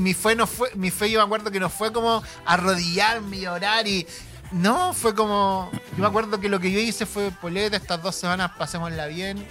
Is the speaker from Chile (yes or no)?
yes; southern Chile, Chile; now in Santiago, Chile; yo que soy